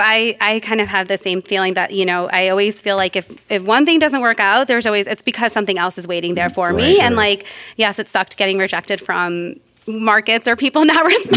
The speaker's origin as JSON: {"language": "English", "town": "Solon", "region": "Ohio", "country": "United States", "tie": "born or raised there", "also_born_or_lived": "New York / Los Angeles / Boston", "moved": "as an adult", "said": "I grew up in Solon"}